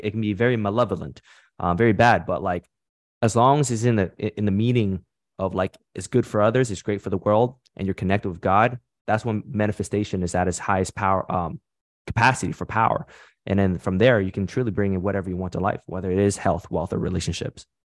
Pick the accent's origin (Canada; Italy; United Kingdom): Canada; nationality, I'm from Canada, but my background is Vietnamese.